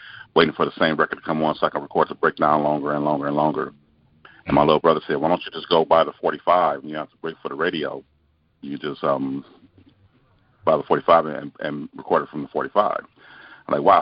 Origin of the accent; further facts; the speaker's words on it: Los Angeles, California, United States; I was born and raised in Los Angeles, California